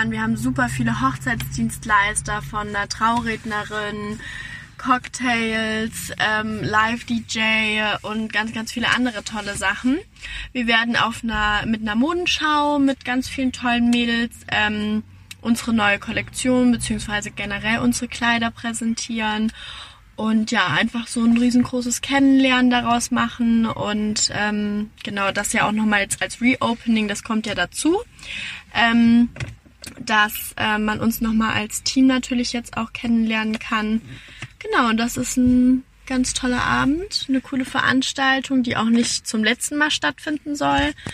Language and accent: German; Hesse, Germany; moved away as an adult; now in Buxtehude, Germany; Wie gesagt, ich komme aus Hessen, in der Nähe von Frankfurt und ähm, bin dann in den wunderschönen Norden gezogen letztes Jahr im Mai. Ähm, direkt dann nach Buxtehude